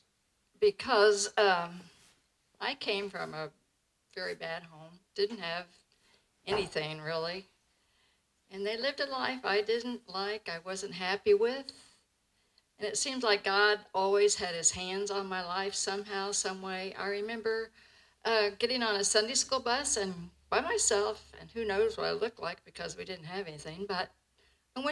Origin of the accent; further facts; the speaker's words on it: Indianapolis, Indiana, United States; I was from Brightwood